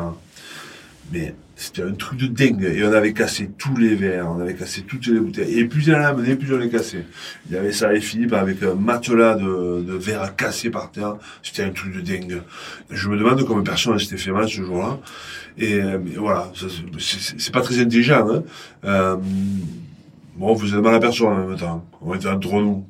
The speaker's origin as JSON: {"language": "French", "town": "Montpellier", "region": "Occitania", "country": "France", "tie": "born or raised there", "also_born_or_lived": "Pépieux, Minervois / Castres", "said": "je suis né à Montpellier il un certain temps, trop longtemps d'ailleurs. J'ai fait une formation de Vitiono. Euh, mes parents étaient exploitants viticoles dans le Minervois, exactement à Pépieux"}